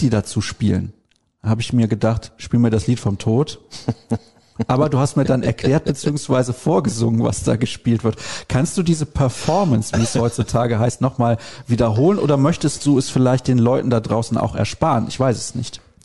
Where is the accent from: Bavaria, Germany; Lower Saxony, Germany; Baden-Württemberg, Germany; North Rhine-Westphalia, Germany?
North Rhine-Westphalia, Germany; Solingen; Einfach Blödsinn kallen oder dösig kallen, wie man bei uns in Solingen sagt